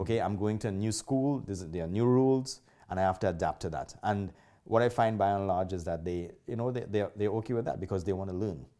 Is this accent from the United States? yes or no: no; Trinidad & Tobago; now in Calgary, Canada; I'm not originally from Canada. I am from Trinidad. And a lot of people recognize my accent right away.